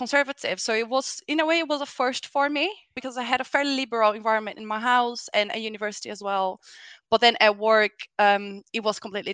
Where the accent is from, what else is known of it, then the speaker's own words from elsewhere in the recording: Brazil; moved away; I come from Brazil originally, but I was raised in a very open-minded family